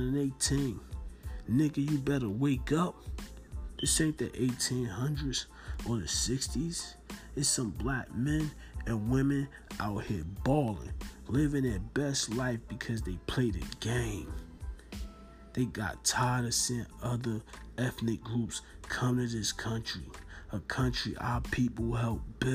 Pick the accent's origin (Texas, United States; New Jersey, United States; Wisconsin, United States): New Jersey, United States; Newark; I'm from Norton, New Jersey